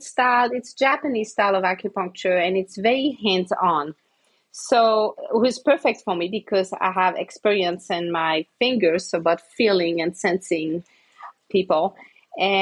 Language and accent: English; Switzerland; moved away as an adult; also born or lived in Santa Fe, New Mexico; now in Tucson, United States; I'm from Switzerland.